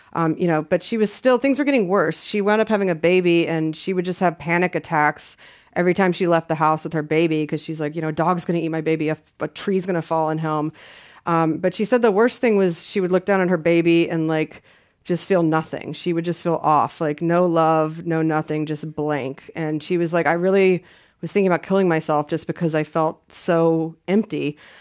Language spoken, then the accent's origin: English; the South, United States; I'm from the South